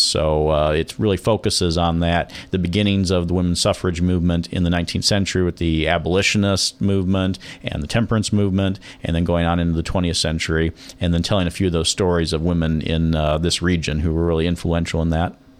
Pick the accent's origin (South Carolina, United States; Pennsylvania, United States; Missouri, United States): Missouri, United States; Laclede; moved away as an adult; also born or lived in Jefferson City, Missouri; now in Nevada, Missouri, United States; where I grew up in North Missouri, the little town of Laclede